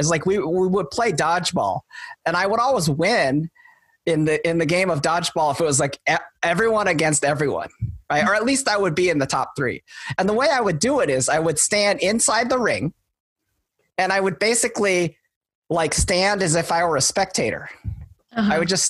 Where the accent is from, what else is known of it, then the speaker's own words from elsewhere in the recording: Wisconsin, United States; moved away; I was born in Wisconsin.